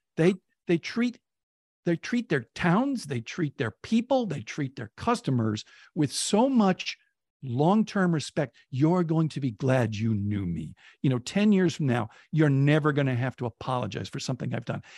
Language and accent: English; Oakland, California, United States; when I was a kid, Oakland, relative to San Francisco, had a real chip on its shoulder